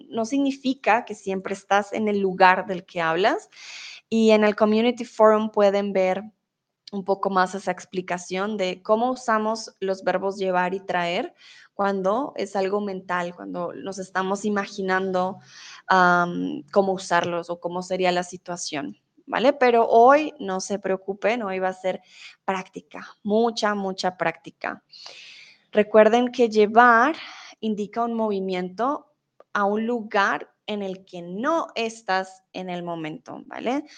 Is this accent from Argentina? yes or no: no; Colombia; now in Germany; soy colombiana Vivo en Alemania, pero ahora estoy en México